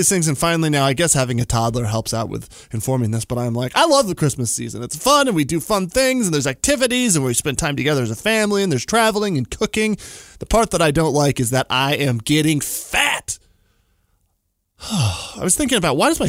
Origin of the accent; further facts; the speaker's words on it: New Mexico, United States; moved away; I grew up in New Mexico